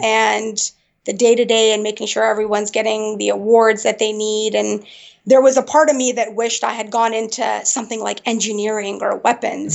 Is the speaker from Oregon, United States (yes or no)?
no; Springfield, Virginia, United States; also born or lived in Afghanistan / Peshawar, Pakistan; I grew up in Northern Virginia, right around the Springfield, Burke area